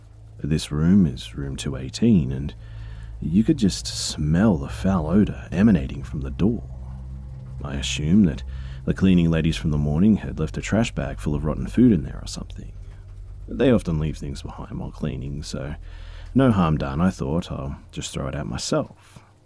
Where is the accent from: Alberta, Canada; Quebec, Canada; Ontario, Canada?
Alberta, Canada; I'm from Canada, Alberta, and that's all I can really say is I have to keep things as private as possible.